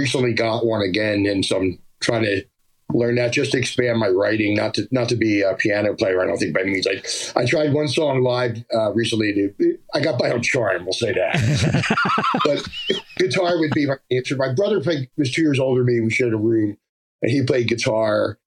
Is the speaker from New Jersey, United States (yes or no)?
yes; Pennsauken, New Jersey, United States; accent: Jersey; also born or lived in Philadelphia, Pennsylvania; now in Memphis, United States; I was born in Philadelphia, and then I was the last of four kids. We moved to South Jersey right after I was born. So basically, I grew up in South Jersey, a town called Pensauken